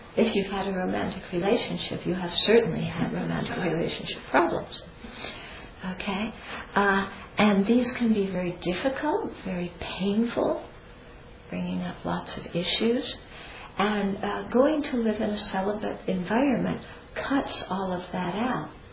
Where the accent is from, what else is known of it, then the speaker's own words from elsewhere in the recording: United States; I'm American